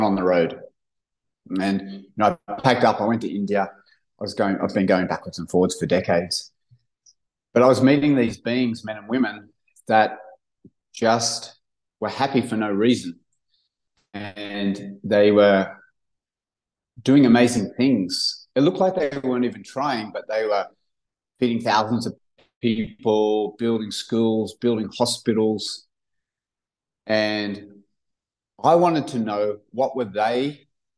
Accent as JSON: {"language": "English", "town": "Cronulla", "region": "New South Wales", "country": "Australia", "tie": "born or raised there", "said": "We grew up in Cronulla, kind of blue-collar surf town just south of Sydney"}